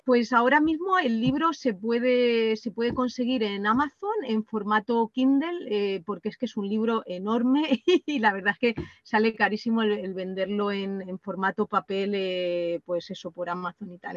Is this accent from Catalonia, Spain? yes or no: no; Tobarra, Castilla-La Mancha, Spain; moved away; somos de Tobarra, pero, mm, pero hemos vivido en distintos sitios del mundo